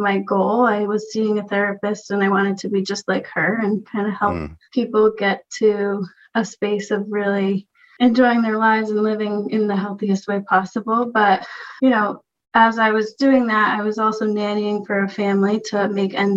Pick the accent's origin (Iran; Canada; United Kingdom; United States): United States; Rhode Island; now in California, United States; I'm from Rhode Island